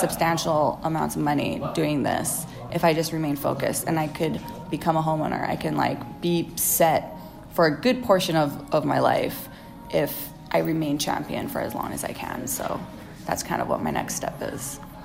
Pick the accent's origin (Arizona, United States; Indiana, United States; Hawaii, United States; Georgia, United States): Hawaii, United States; now in California, United States